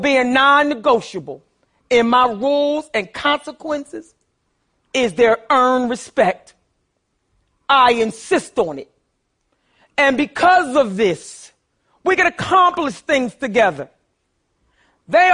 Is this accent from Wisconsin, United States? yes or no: no; Philadelphia, Pennsylvania, United States; I grew up poor in North Philadelphia, too.